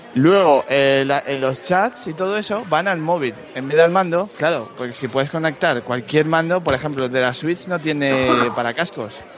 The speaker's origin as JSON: {"language": "Spanish", "country": "Spain", "said": "yo soy de, de España"}